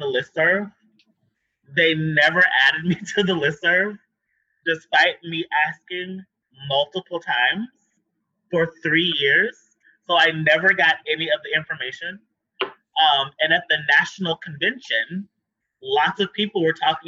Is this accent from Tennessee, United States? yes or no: yes; Tennessee, United States; moved away as an adult; also born or lived in New York; I grew up in the Black Church of the South.